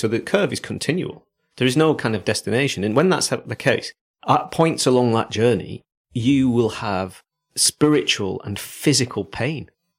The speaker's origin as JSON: {"language": "English", "country": "South Africa", "said": "I'm not a Geordie. I'm from South Africa."}